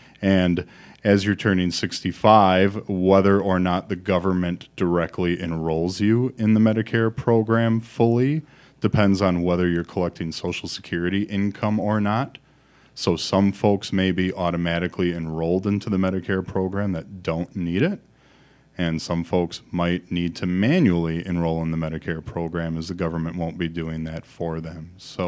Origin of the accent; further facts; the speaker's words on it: Milwaukee, Wisconsin, United States; I grew up in the Milwaukee area and now have my practice called Expedition Retirement here in the Madison area.